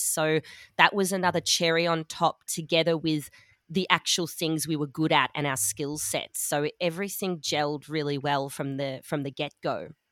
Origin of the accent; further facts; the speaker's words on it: Melbourne, Victoria, Australia; moved away as an adult; also born or lived in Sydney / London / Dusseldorf; now in Munich, Germany; I'm from Melbourne, Australia, um, but I've also lived in a few other places, Sydney, London, Dusseldorf as well.